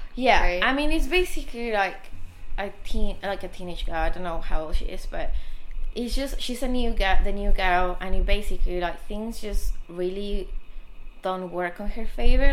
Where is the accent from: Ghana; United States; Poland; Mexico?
Mexico; Mexico City; I grew up in Mexico City